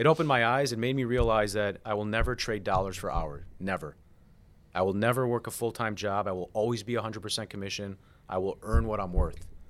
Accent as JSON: {"language": "English", "town": "Chicago", "region": "Illinois", "country": "United States", "moved": "as an adult", "lives_now": "Florida, United States", "said": "I'm from Chicago. I moved to Florida two years ago."}